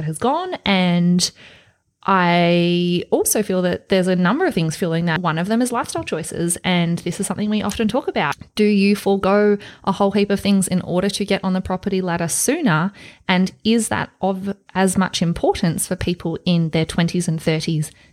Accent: Australia; I grew up in Australia.

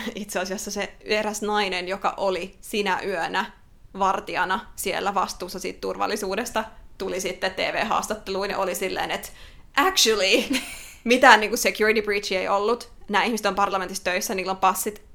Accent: Finland; now in Australia

